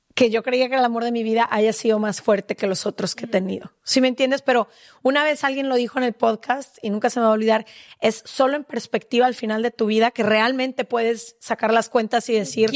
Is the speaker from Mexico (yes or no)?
yes; Mexico; como mujer mexicana